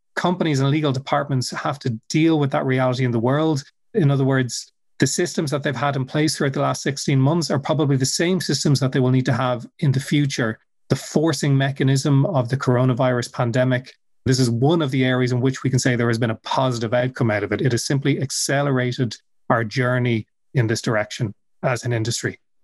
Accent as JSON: {"language": "English", "town": "Dublin", "region": "Leinster", "country": "Ireland", "said": "I'm originally from Dublin, which is where I still live"}